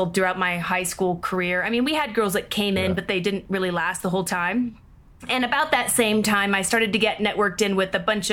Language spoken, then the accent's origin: English; Seattle, Washington, United States; moved away as an adult; I grew up in Seattle, Washington